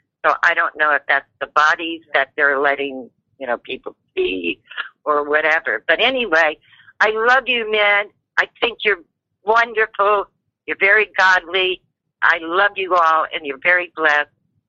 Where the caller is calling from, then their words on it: Oregon, United States; I'm calling from Oregon.